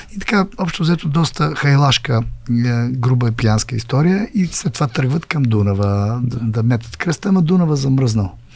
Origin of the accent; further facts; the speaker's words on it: Bulgaria; аз съм българин, аз съм българин